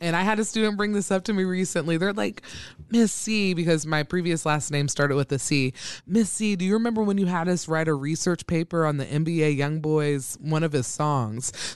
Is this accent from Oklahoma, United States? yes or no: no; Troy, Ohio, United States; moved away as an adult; also born or lived in Dayton, Ohio; now in Omaha, Nebraska, United States; I am from a small town called Troy, Ohio, um, where I was born and raised from the time I came out of my mother's womb to, I was, when I was eighteen, and then I moved to Dayton, Ohio